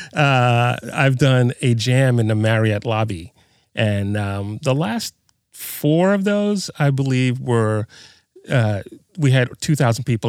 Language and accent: English; New York City, New York, United States; moved away; also born or lived in New Mexico; I'm from Brooklyn originally